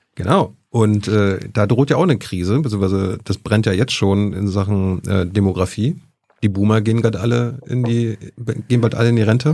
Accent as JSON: {"language": "German", "country": "Germany", "said": "ich komme ja aus der DDR"}